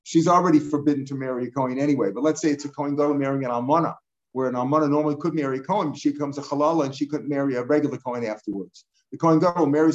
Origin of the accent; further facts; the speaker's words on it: St. Louis, Missouri, United States; when I grew up in St. Louis, almost all the Orthodox shuls, the parking lots were packed on Shabbos